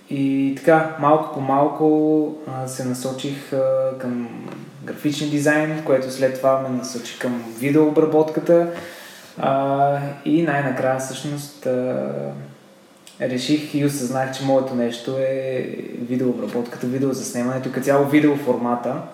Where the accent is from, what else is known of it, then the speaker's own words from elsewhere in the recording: Sofia, Sofia City, Bulgaria; also born or lived in Dobrich; Роден съм в София, живея в София, целия си живот съм прекарал тук. Почти целия, а, като бях малък, съм живял малко време и в Добрич